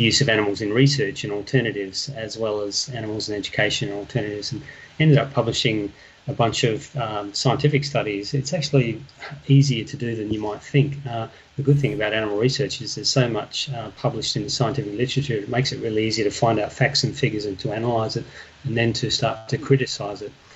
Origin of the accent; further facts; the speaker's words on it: Perth, Western Australia, Australia; I am originally from Perth. Uh, West Australia